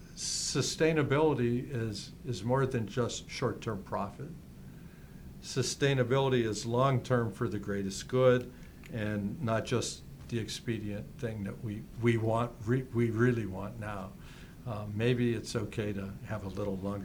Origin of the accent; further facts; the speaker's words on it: Youngstown, Ohio, United States; I came from Youngstown